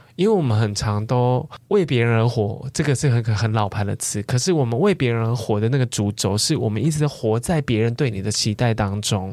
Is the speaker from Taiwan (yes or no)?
yes; southern Taiwan, Taiwan; moved away; 我是南部人嘛